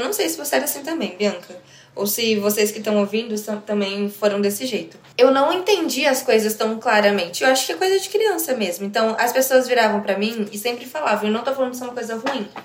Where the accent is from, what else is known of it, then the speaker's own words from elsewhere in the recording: Brazil; eu sou totalmente brasileira